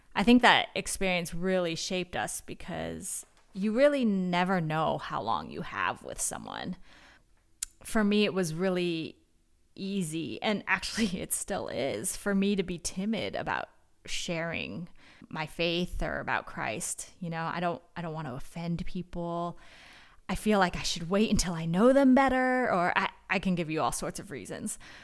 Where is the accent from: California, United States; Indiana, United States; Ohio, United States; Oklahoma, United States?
California, United States; Northern; I'm from Northern California, and I grew up going to a church